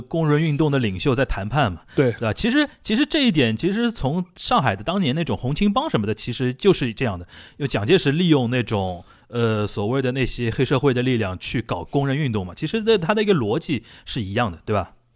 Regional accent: China; 我们中国人

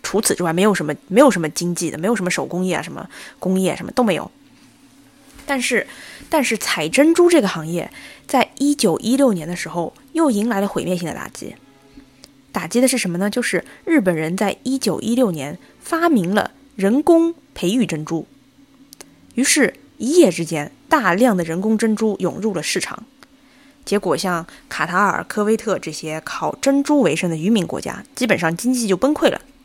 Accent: Hangzhou, Zhejiang, China; moved away as an adult; also born or lived in Qatar; 我的家乡杭州

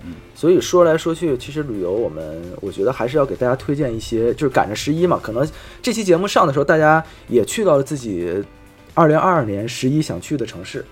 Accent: Harbin, Heilongjiang, China; 咱的老家哈尔滨

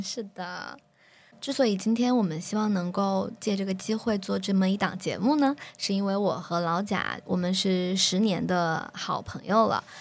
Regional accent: Sichuan, China; 我们都是九六年，现在在接近三十岁的这样的一个路途上。嗯，那我是来自于，啊，四川某个著名的小吃的城市

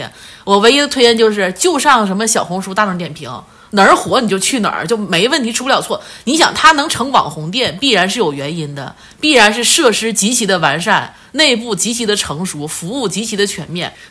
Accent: Northeast China, China; now in Beijing, China; 师傅问我说：“哎，你是不是北京来探亲的？”我说：“师傅，我就是东北的。”就那意思，但口音咋也不对了呢？就是你知道吧？口音就是北漂很多年

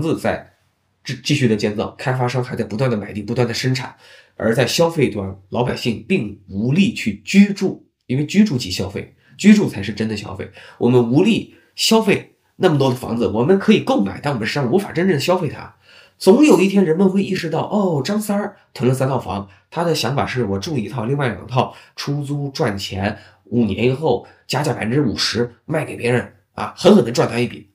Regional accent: China; also born or lived in Beijing / Shanghai / Guangzhou; 作为中国人吧

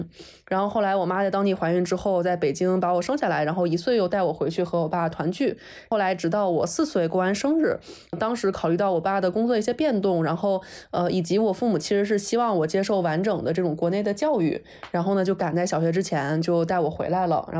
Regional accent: Peru; 所以那个时候，因为我是小的时候在秘鲁嘛，然后当时就是大家都会说，哎，这个怎么小女孩儿没有打耳洞呢？

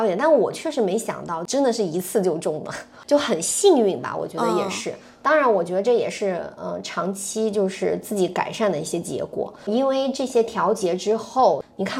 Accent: Zhejiang, China; 而且小赌超级牛，就是因为我们是浙江人，然后很爱吃鱼

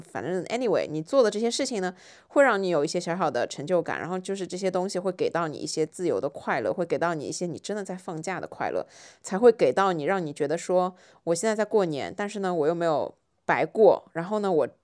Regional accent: Shanghai, China; 作为一个上海人，很少看到下大雪

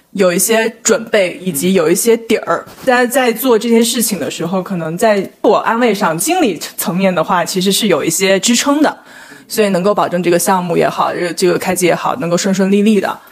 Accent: Guangdong, China; 我家可能不是属于那种特别传统正宗的广东人

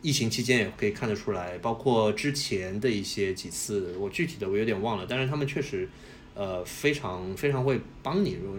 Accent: China; 所以也是为什么我们中国人那时候看韩剧会有一种很暖心的感觉

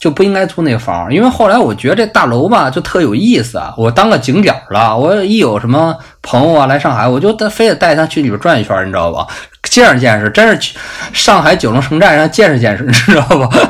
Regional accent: China; 一签约就是房东见着我是中国人，就一下翻脸了。

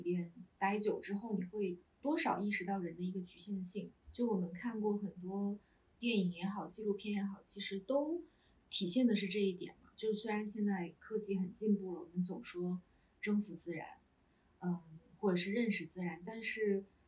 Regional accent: southern China, China; moved away as an adult; now in Beijing, China; 就我是南方人 。然嗯。后是一个没有，几乎没有冬天的地方，四季常青

